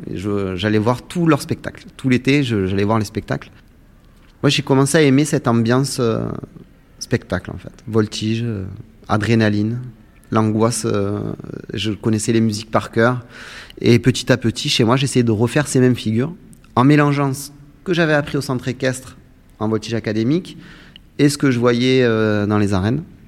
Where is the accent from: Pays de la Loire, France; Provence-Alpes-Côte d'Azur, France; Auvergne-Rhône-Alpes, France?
Provence-Alpes-Côte d'Azur, France; Saintes-Maries-de-la-Mer; j'ai grandi en Camargue, au Sainte-Marie-de-la-Mer